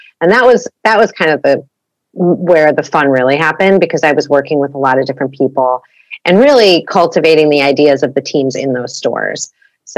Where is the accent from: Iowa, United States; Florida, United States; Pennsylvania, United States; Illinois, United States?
Illinois, United States; Chicago; moved away as an adult; also born or lived in Santa Barbara, California; now in Los Angeles, United States; I'm originally from Chicago